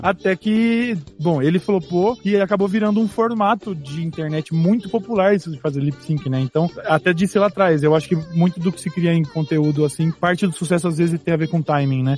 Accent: São Paulo, Brazil; eu sou do interior

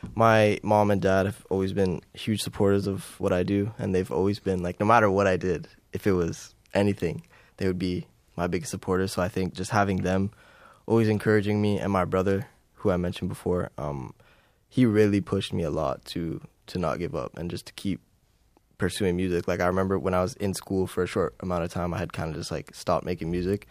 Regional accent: Timmins, Ontario, Canada; moved away as an adult; growing up in Timmins

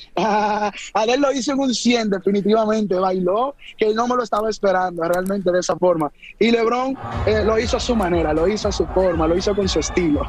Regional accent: Dominican Republic; como dominicano

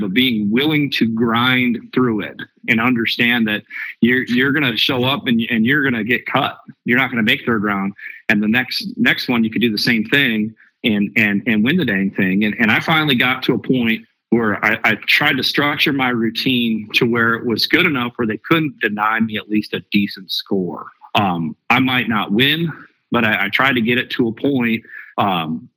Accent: the North, United States; I'm from up north, you know, I'm not from Arkansas

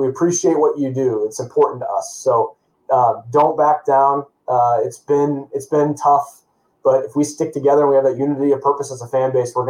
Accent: Nebraska, United States; I grew up a Husker, okay? So I was born in Nebraska.

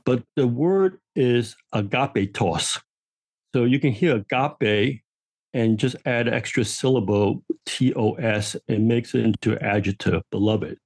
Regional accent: New York City, New York, United States; I grew up on Manhattan Island

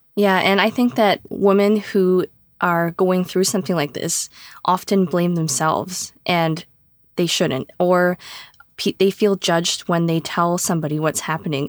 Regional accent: Canada; I am in Ontario, Canada. I was born in Canada.

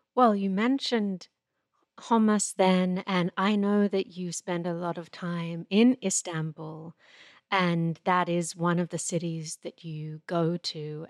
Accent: Australia; moved away; I'm Australian-born

